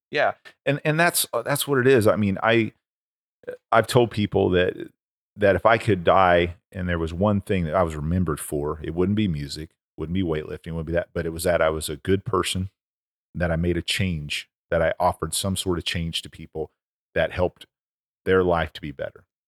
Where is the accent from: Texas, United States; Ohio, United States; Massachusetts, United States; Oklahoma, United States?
Oklahoma, United States; When I was a kid growing up in Oklahoma